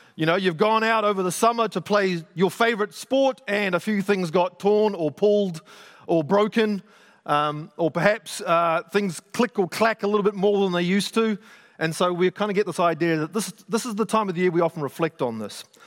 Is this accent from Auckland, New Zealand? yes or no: yes; Auckland, New Zealand; I grew up in South Auckland